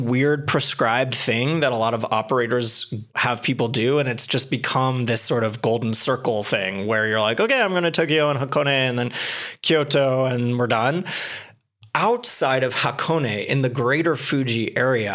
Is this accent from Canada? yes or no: yes; Canada; I grew up in Canada. I was born with skis on.